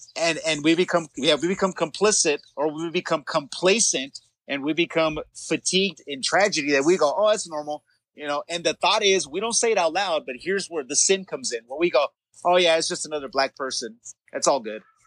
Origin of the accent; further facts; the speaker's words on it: Los Angeles, California, United States; we grew up in the San Fernando Valley in rough neighborhoods